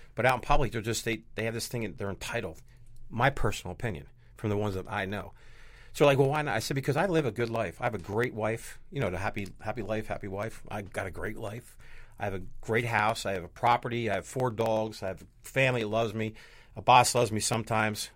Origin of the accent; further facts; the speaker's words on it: New Jersey, United States; I'm from New Jersey